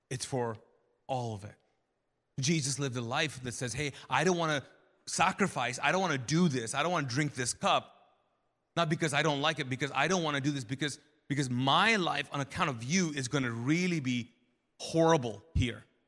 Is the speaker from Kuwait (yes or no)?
yes; Kuwait; now in United States; I grew up Muslim in, in Kuwait and as a Pakistani